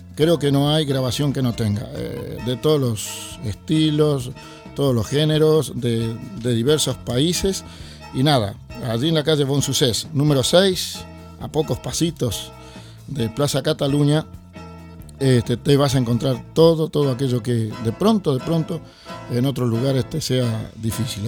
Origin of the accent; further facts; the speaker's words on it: Montevideo, Uruguay; Yo que soy de Montevideo